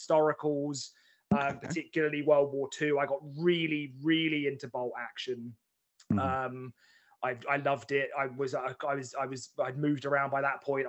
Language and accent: English; Chelmsford, East of England, United Kingdom; moved away as an adult; now in Manchester, United Kingdom; I'm an Essex boy at heart, like born and bred Essex boy.